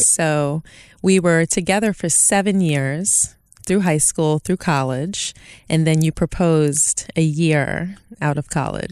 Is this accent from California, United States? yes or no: no; New York City, New York, United States; I'm originally from Brooklyn.